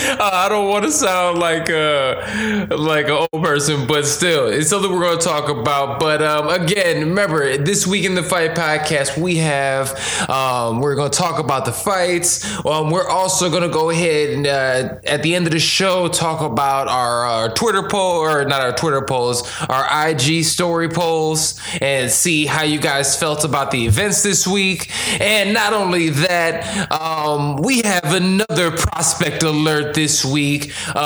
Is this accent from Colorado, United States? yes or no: no; Chicago, Illinois, United States; right here in my hometown of Chicago.